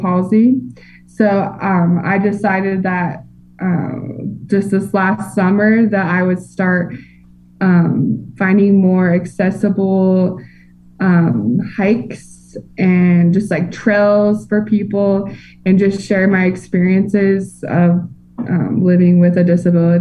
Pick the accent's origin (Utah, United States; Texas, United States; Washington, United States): Utah, United States; Salt Lake City; I'm from Salt Lake City, Utah, and we have a lot of national park, like great national parks here